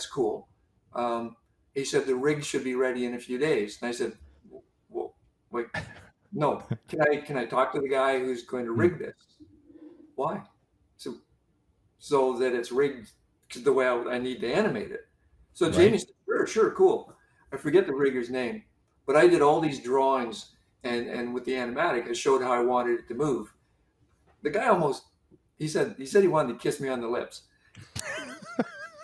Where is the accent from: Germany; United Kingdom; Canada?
Canada; I'm Canadian